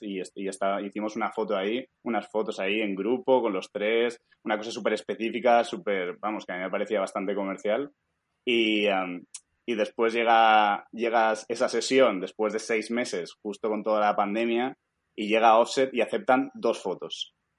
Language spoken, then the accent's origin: Spanish; Alicante, Valencian Community, Spain; moved away as an adult; now in United States; yo pues soy de Alicante